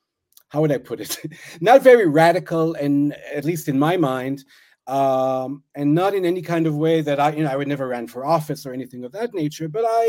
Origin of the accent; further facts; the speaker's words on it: suburbs of Tel Aviv, Tel Aviv District, Israel; moved away as an adult; also born or lived in Jaffa / New York, United States / United States / Essex, United Kingdom; I did grow up between Israel, between suburbs of Tel Aviv and a few years in New York when my dad was studying at Columbia University. I lived in Israel. I studied there until I was 30. I then moved to the United States for a few years.